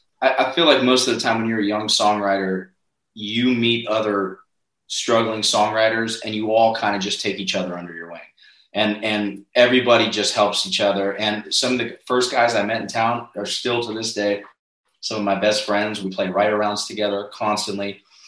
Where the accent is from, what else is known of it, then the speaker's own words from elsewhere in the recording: Northeast, United States; now in Nashville, United States; Well, moving to Nashville was not my intention. I'm you know, born and raised in the Northeast.